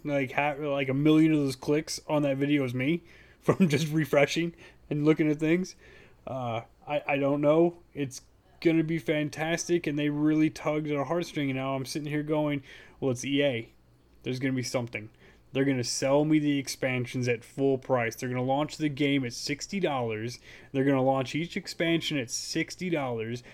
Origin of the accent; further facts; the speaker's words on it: Hollister, California, United States; also born or lived in San Jose, California; I was born in San Jose, but, yeah, I grew up in Hollister